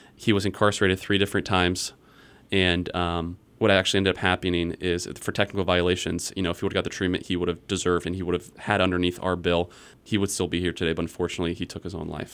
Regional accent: Iowa, United States; also born or lived in Virginia; I was born and raised in Iowa

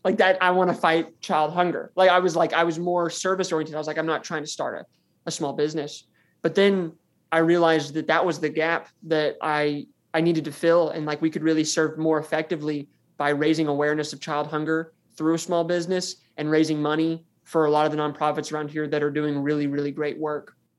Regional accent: Farmington, Arkansas, United States; I'm from Farmington, Arkansas, which is five miles down the road from the university. And this is where I was born and raised

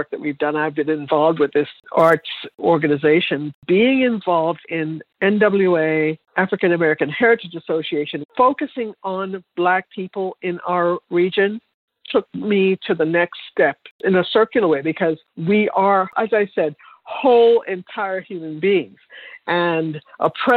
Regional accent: Jamaica; moved away; I'm from Jamaica

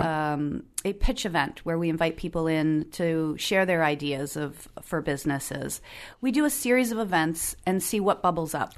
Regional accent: New Jersey, United States; moved away as an adult; also born or lived in Philadelphia, Pennsylvania; I grew up on the East Coast

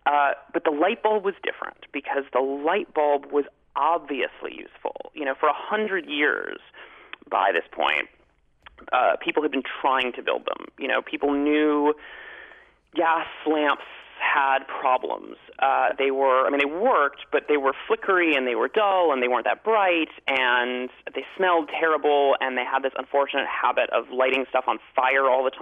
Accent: Chicago, Illinois, United States; I grew up in Chicago

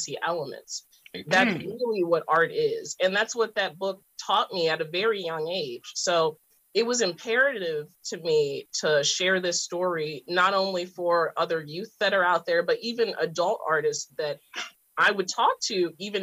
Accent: Baltimore, Maryland, United States; I came from West Baltimore

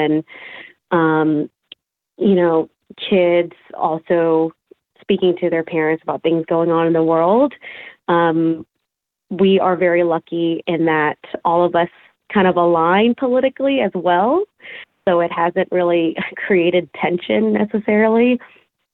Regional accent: Fort Smith, Arkansas, United States; moved away as an adult; I am from Fort Smith, Arkansas

